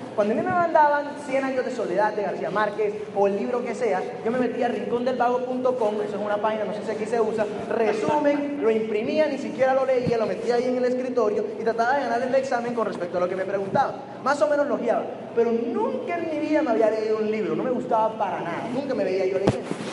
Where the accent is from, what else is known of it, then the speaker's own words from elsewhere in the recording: Barranquilla, Atlántico, Colombia; moved away as an adult; now in Medellín, Colombia; soy de Colombia